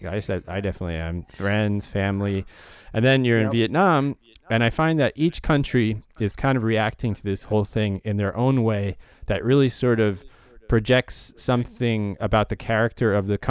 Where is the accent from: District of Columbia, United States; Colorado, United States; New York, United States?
New York, United States; New York City; So I'm from Riverdale in the Bronx, and most people say that's not the Bronx